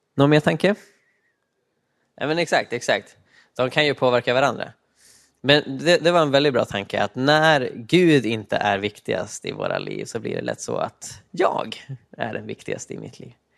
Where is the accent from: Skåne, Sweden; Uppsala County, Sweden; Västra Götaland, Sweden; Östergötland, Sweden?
Uppsala County, Sweden; Uppsala; Jag kommer från eh, Sveriges Rom, Uppsala i öst